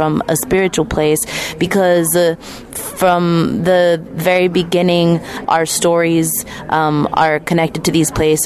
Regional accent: Northern California, United States; I come from the Mishwa Onatsa Tis people, and I'm here as a representative from Northern California tribes

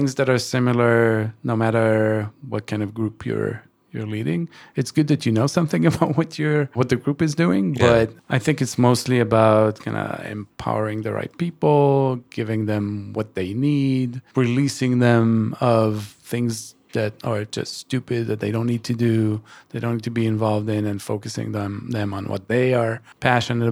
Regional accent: Israel; moved away as an adult; I'm originally from Israel, and I relocated almost 12 years ago

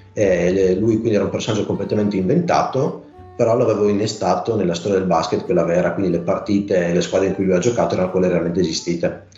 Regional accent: near Pordenone, Friuli-Venezia Giulia, Italy; moved away as an adult; now in Cividale del Friuli, Italy; sono originario di Vicino Pordenone, vivo a Cividale da tre anni

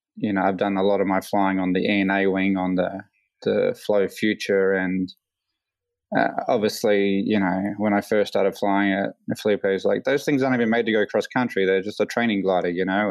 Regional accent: Queensland, Australia; also born or lived in California; I was born here

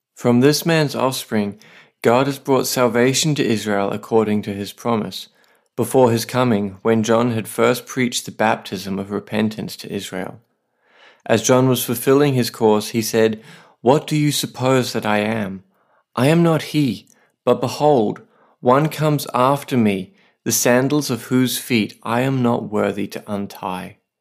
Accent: Australia; now in Saipan, Northern Mariana Islands; I'm an Aussie writer and pastor

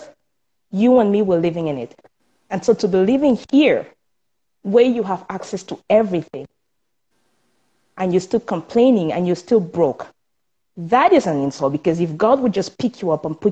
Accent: Cameroon; moved away as an adult; now in Canada; I was born in Cameroon, and that's in Africa. And I moved here some 12 years ago

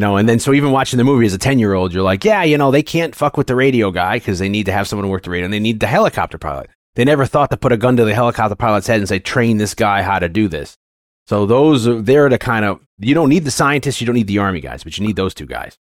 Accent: Connecticut, United States; growing up in Connecticut

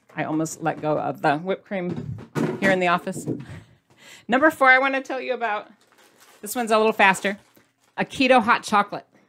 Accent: Midwest, United States; I'm from the Midwest

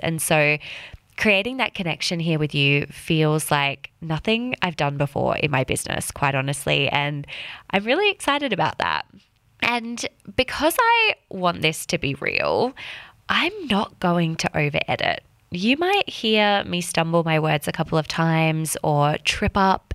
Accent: Western Australia, Australia; moved away as an adult; also born or lived in London / Sydney; I was born and raised in Western Australia

